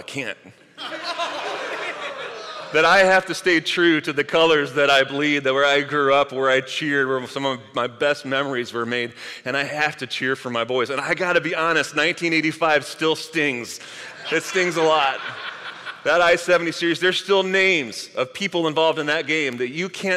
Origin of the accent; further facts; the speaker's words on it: St. Louis, Missouri, United States; moved away; I grew up in St. Louis.